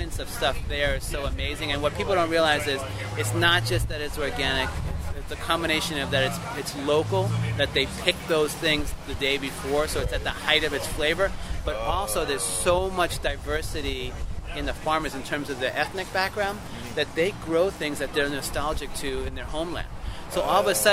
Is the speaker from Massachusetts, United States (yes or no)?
yes; Boston, Massachusetts, United States; I grew up in Boston